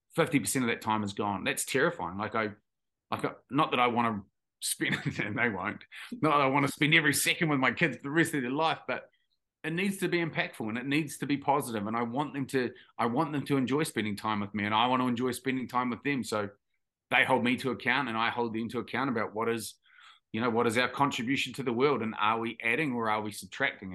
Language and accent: English; Tauranga, Bay of Plenty, New Zealand; also born or lived in Taranaki; we grew up in Taranaki, and then my parents moved, my parents are dairy farmers, so we moved to, um, to Tauranga, or on the outskirts